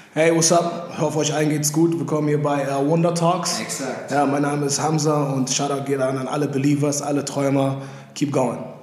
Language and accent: German; Mülheim an der Ruhr, North Rhine-Westphalia, Germany; moved away; also born or lived in Los Angeles, United States; in Beverly Hills des Ruhrgebiets aufgewachsen und geboren in Mühlheim an der Ruhr